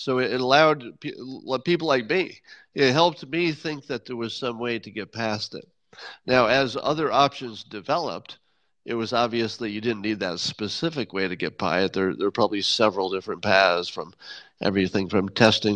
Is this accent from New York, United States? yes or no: yes; Windham, New York, United States; moved away; my hometown of Wyndham